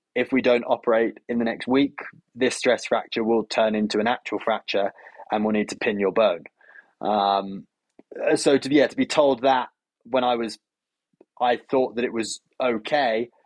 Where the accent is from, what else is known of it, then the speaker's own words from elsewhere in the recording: United Kingdom; as I'm British